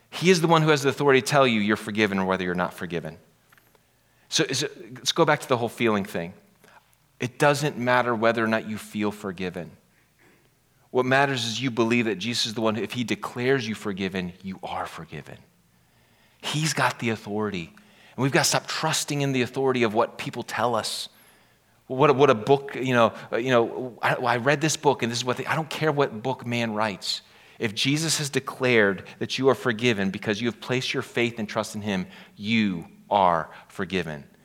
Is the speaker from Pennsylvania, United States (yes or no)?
yes; Pennsylvania, United States; I'm from Pennsylvania